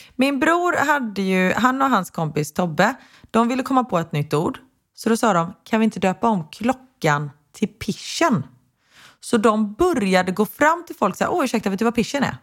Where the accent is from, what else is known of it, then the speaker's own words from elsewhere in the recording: Sweden; svenskar är ju, förlåt, nu ska jag inte dra alla svenskar över en kam, men vi är lite tråkigare än om man jämför med amerikaner